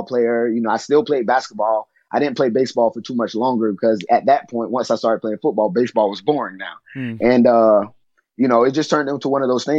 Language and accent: English; Florida, United States; as a kid growing up in Florida